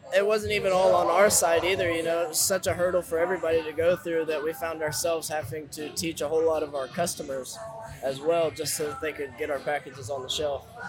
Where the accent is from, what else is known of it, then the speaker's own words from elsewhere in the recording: Fayetteville, Arkansas, United States; moved away as an adult; now in Oklahoma, United States; I'm from Arkansas